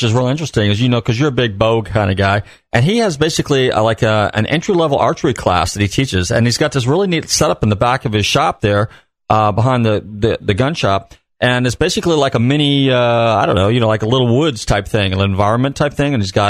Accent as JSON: {"language": "English", "region": "California", "country": "United States", "tie": "born or raised there", "said": "when I was a little kid, I grew up in Northern California, north of Marin County"}